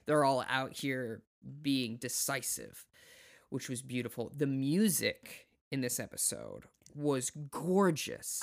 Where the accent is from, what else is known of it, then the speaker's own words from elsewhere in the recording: South Dakota, United States; I'm from South Dakota